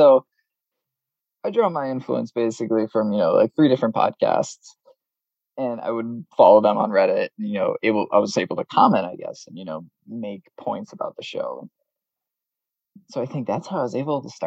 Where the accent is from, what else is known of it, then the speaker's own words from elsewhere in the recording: Massachusetts, United States; we know a lot of people who we grew up with here in the Massachusetts area